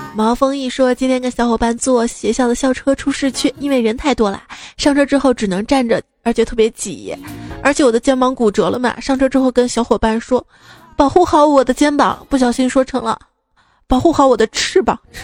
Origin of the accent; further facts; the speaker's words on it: Northeast China, China; 我们东北这边儿